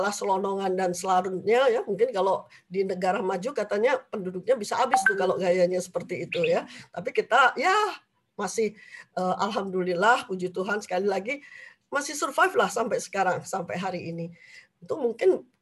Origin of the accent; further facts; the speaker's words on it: Semarang, Central Java, Indonesia; born there; Saya memang lahir di Jawa Tengah di Semarang, cuman memang dari kecil tidak pernah akrab dengan jamu ya.